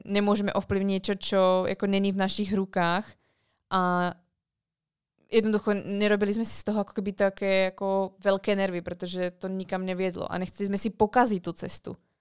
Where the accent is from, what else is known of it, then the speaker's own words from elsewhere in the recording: Orava, Žilina Region, Slovakia; Já jsem holka z Oraví